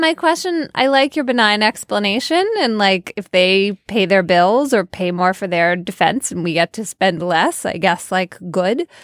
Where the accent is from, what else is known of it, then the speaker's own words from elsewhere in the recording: United States; as American women